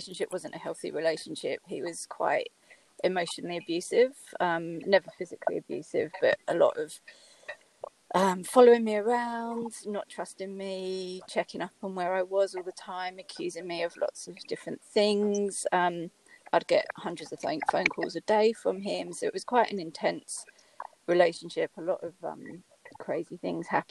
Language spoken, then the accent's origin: English; United Kingdom; accent: British; moved away as an adult; now in Australia; as you can tell by my accent, I'm British, but I've been living in Australia for the last 15 years